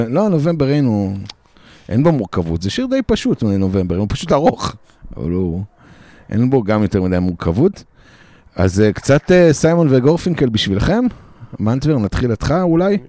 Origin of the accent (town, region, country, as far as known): Israel